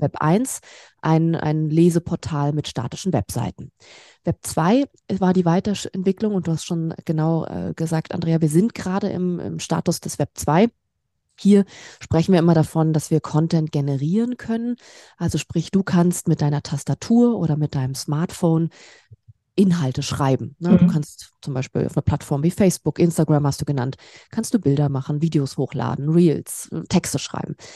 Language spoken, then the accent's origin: German; Berlin, Germany; moved away as an adult; now in Stuttgart, Germany; Ich komme aus Berlin ursprünglich